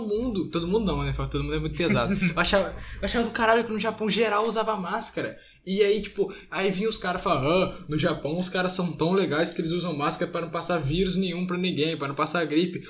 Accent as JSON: {"language": "Portuguese", "country": "Brazil", "said": "eu sou brasileiro"}